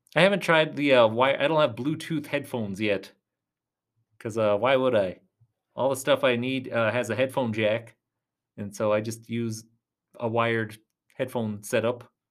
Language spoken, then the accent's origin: English; Tucson, Arizona, United States; I'm from Tucson, Arizona.